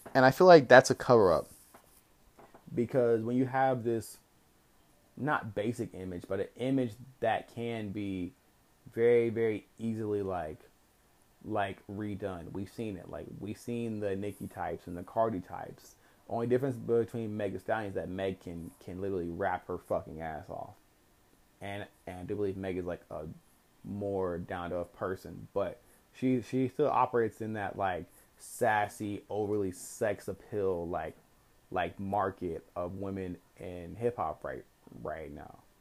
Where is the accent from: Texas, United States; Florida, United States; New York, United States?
Texas, United States; I'm also from Texas